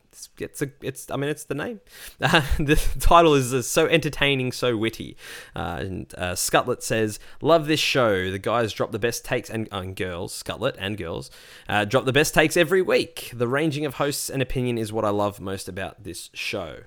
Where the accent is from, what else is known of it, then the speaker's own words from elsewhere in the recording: Australia; being Australian